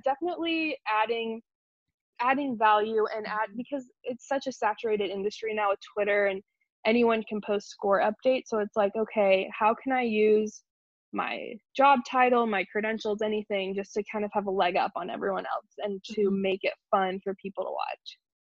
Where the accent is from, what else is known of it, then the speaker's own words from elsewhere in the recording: Wichita, Kansas, United States; also born or lived in New York; I am from New York originally, but we moved to Wichita, Kansas when I was a baby